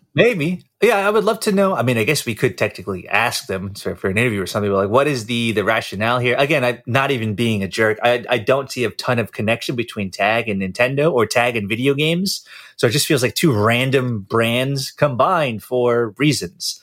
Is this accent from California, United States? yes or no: no; New York, United States; I'm from New York